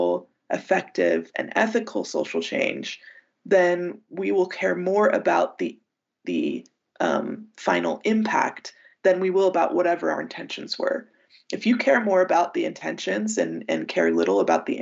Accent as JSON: {"language": "English", "country": "United States", "said": "as an American and as a Westerner"}